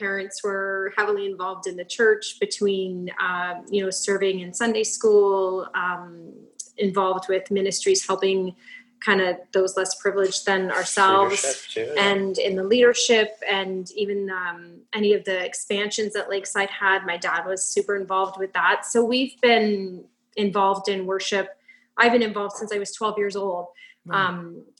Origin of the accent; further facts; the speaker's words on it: Erin, Ontario, Canada; also born or lived in Guelph; So I was born in Guelph and when I was about 4 years old, our family decided to move out to the country. My dad grew up on a farm out there near the town of Erin.